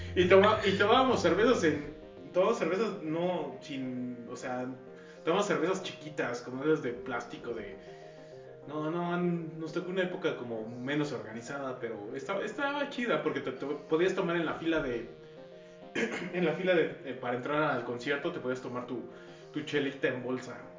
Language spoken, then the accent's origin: Spanish; Mexico